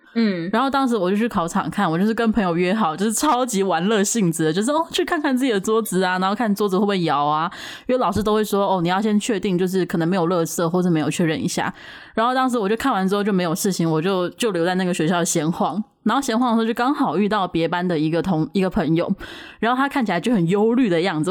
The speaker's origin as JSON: {"language": "Chinese", "country": "Taiwan", "said": "因为我们都是九年级生，就是在台湾没错"}